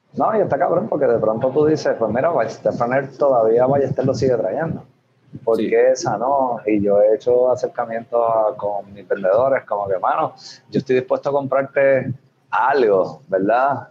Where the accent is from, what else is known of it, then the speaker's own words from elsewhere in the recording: Arecibo, Puerto Rico; also born or lived in Barceloneta, Puerto Rico; now in Hatillo, Puerto Rico; mi familia, tanto de padre como de madre, son, son arecibeños, nací aquí esto, me crié, me entré aquí en Barceloneta, yo no he salido muy lejos.